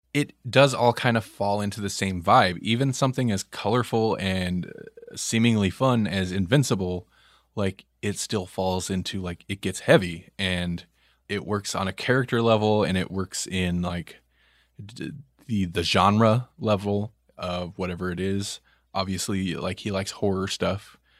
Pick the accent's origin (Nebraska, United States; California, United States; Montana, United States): Nebraska, United States; we're from Nebraska